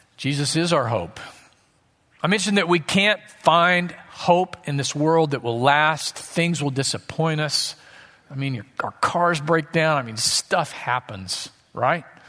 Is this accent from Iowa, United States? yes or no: no; Southwest Missouri, United States; I grew up in Southwest Missouri, as we call it, Missouri